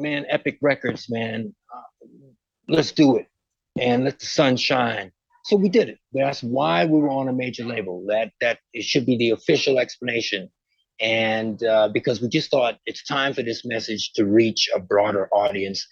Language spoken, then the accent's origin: English; Westbury, New York, United States; also born or lived in Port of Spain, Trinidad and Tobago; I'm from Westbury.